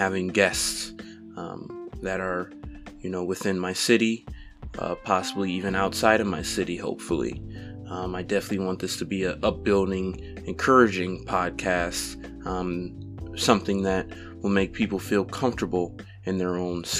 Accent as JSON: {"language": "English", "town": "Toledo", "region": "Ohio", "country": "United States", "tie": "born or raised there", "said": "I was born and raised in Toledo, Ohio"}